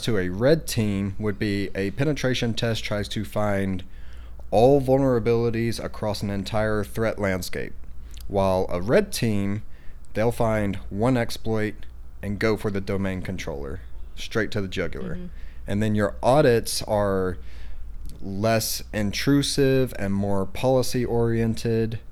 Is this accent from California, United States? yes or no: no; Madisonville, Texas, United States; I was born and raised in Madisonville, Texas, an hour and a half up the road from here